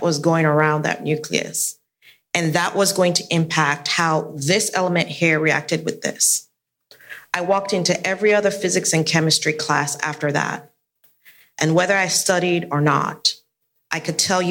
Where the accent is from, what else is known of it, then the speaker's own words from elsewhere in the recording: Nigeria; moved away; also born or lived in Sierra Leone; I grew up in Nigeria. My family's from Sierra Leone, West Africa, and I grew up in Nigeria.